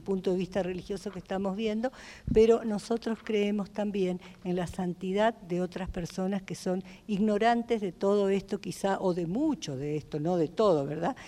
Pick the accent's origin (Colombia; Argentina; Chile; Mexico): Argentina; moved away; also born or lived in United States; soy argentina, vuelvo a repetir, y norteamericana también